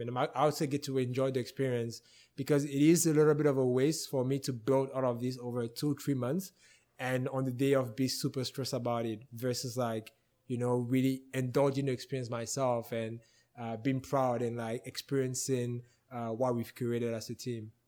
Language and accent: English; West, Cameroon; also born or lived in Bafang; now in Edmonton, Canada; I was born and raised in Cameroon